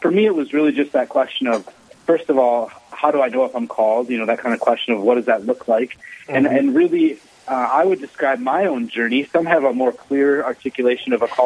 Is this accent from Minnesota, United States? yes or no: yes; Owatonna, Minnesota, United States; I grew up in southern Minnesota, city Owatonna